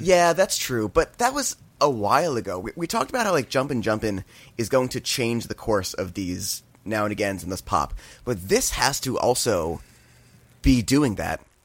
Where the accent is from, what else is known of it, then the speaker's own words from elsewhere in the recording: New Jersey, United States; growing up in New Jersey